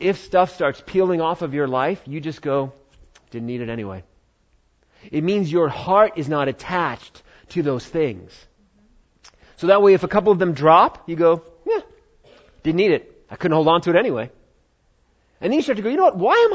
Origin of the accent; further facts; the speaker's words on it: United States; we're American